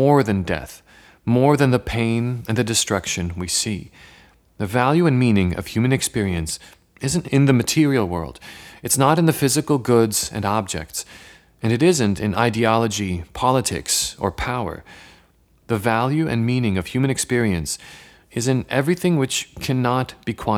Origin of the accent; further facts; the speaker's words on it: Poland; moved away; I was born in Poland